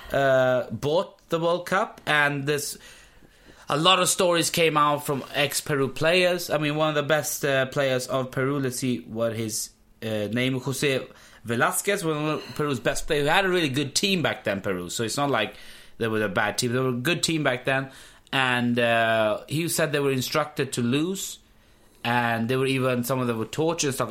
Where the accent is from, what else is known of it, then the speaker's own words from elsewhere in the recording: Pakistan; I'm I'm from Pakistan